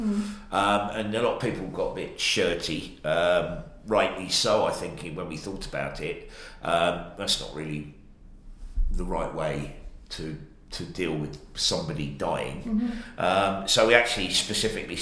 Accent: Australia; now in United Kingdom; I grew up in Australia

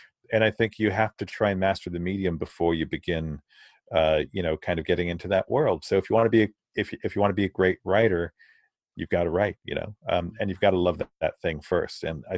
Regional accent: Virginia, United States; also born or lived in London, United Kingdom / Naples, Italy; I grew up in Naples, in Italy. I was born in London, grew up in Naples, in Virginia, in the States.

